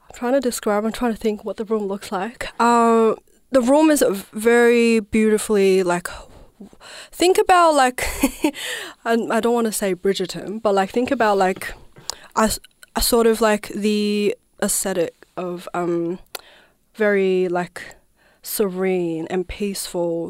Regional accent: province next to Tibet, Southwest China, China; also born or lived in Naarm (Melbourne), Australia; now in Melbourne, Australia; I was born and raised in China, southwest of China, which is the province, um, that's next to Tibet

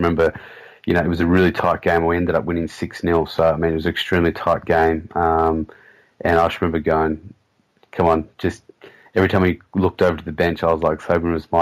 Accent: Sydney, New South Wales, Australia; my hometown of Sydney, so I had all my good schoolmates there

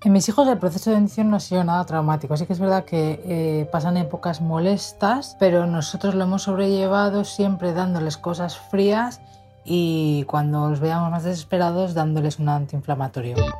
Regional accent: Ciutadella, Balearic Islands, Spain; de Ciutadella.

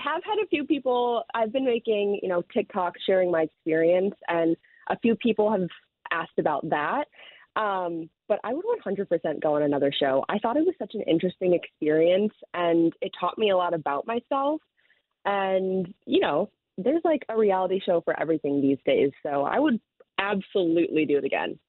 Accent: Chicago, Illinois, United States; also born or lived in Wicker Park, Chicago; I'm from the South Side, but living in the city now

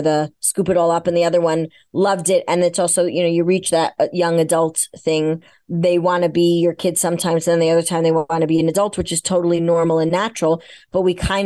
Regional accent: New York, United States; I'm a New Yorker

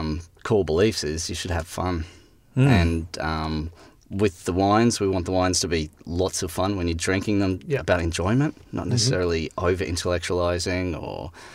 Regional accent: Brisbane, Queensland, Australia; moved away as an adult; also born or lived in London; now in South Australia, Australia; I come from Brisbane originally and worked in bars and restaurants and then met my lovely wife in London. Then we moved back to Brisbane and then came down to SA.

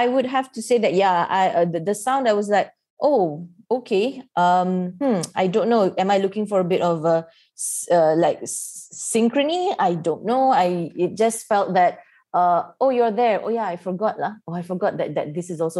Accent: Malaysia; as we're both Malaysian

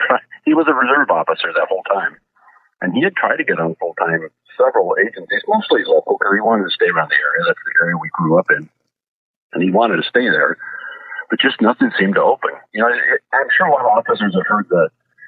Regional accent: St. Helens, Oregon, United States; We grew up in St. Helens, which is about 20 miles south of Rainier.

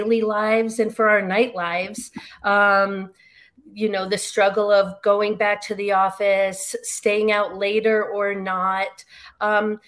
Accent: New York, United States; I grew up in New York

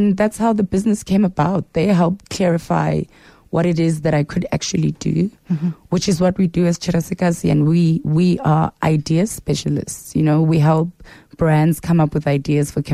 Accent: Soweto, Gauteng, South Africa; I am from Soweto. I was born and raised in Mfulo Village.

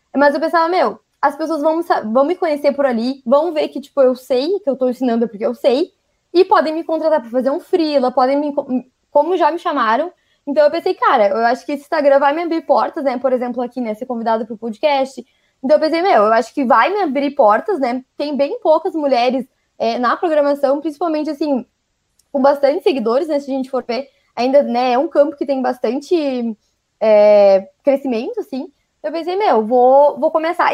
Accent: Rio Grande do Sul, Brazil; accent: gaúcho; Sou gaúcha. Então já não estranho o meu sotaque que eu falo uns leite quente

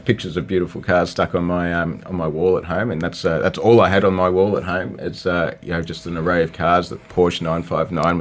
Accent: Australia; moved away; also born or lived in New Zealand; I'm Australian. I worked in New Zealand.

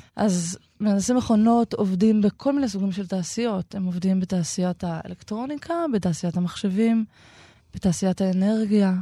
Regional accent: Shoham, Central District, Israel; לזו שאני גדלתי בה חלק מחיי

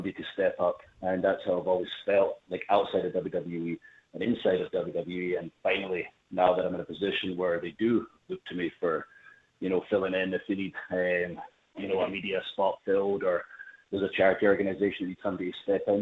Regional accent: Scotland, United Kingdom; I'm from Scotland

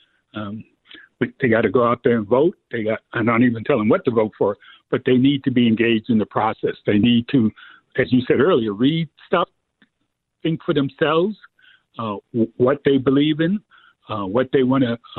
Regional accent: New York City, New York, United States; moved away; growing up in the Bronx

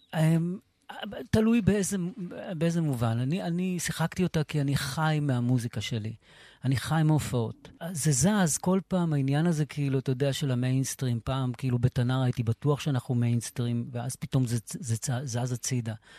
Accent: Sderot, Southern District, Israel; also born or lived in Morocco; now in Netiv HaAsara, Israel; אני היחיד משדרות

